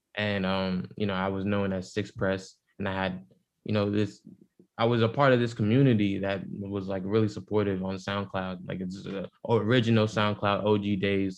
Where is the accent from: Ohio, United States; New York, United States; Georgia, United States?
New York, United States; New York City; I'm from the Bronx, but you know my upbringing was still different